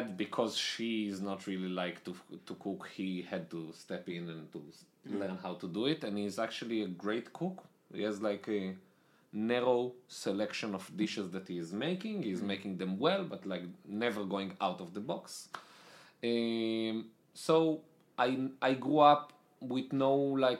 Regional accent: Israel; accent: Israeli; moved away as an adult; also born or lived in Italy; now in United States; I'm Israeli. I lived in Israel most of my life. I was born in Israel, then I moved to Italy.

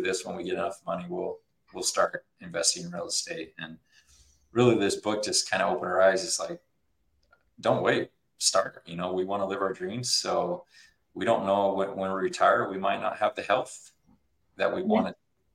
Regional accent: Utah, United States; I'm from Utah.

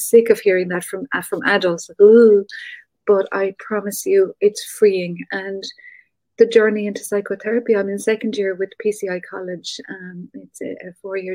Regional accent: North Cork, Munster, Ireland; moved away; I'm from North Cork, very country, very rural.

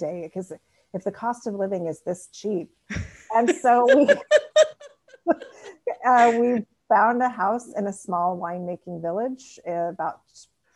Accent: Spokane, Washington, United States; moved away as an adult; also born or lived in Seattle / New Orleans; now in France; I'm from Washington State originally. So I grew up in Eastern Washington, in Spokane, and then lived in Seattle for many years

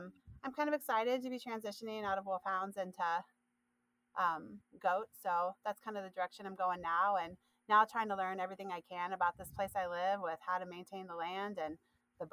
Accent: Midwest, United States; moved away; I'm from the Midwest originally. My family is 100% Appalachian.

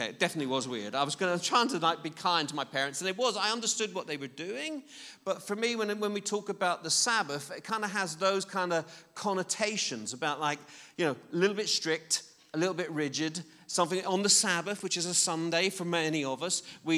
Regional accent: Belfast, Northern Ireland, United Kingdom; I was brought up in I'm quite old, and I was brought up in in Belfast, Northern Ireland, which is a relatively strict Christian background.

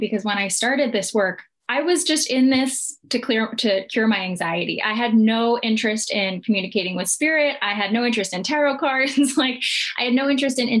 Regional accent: New Jersey, United States; I was raised in New Jersey, an Italian-American family

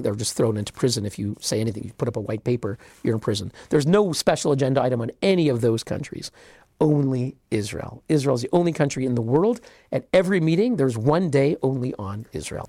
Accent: Canada; I'm Canadian

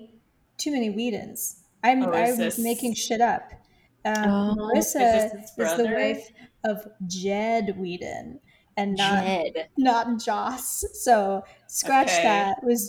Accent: Ireland; I guess as an Irish person, I do have to take some issue with that.

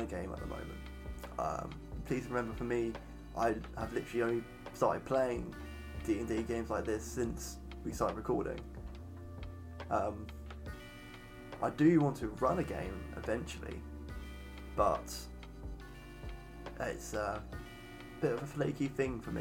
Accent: England, United Kingdom; I am an Englishman

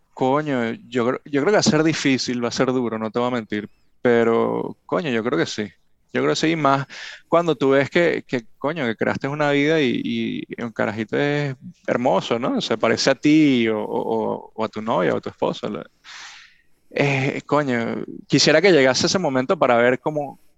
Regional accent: Venezuela; now in Miami, United States; somos venezolanos y, nos vamos a Estados Unidos

